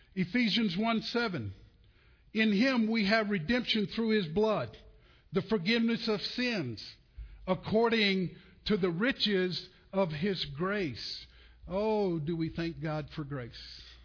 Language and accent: English; Olton, Texas, United States; also born or lived in Muleshoe, Texas; I was born in Muleshoe, Texas. I um, was raised in Olton, Texas, uh, on the farm